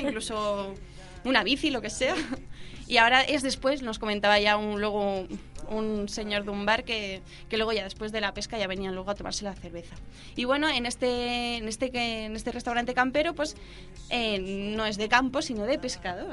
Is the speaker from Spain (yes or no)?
yes; Calpe, Valencian Community, Spain; Mi ah. pueblo, bueno, en mi caso es Calpe, Calpe de la provincia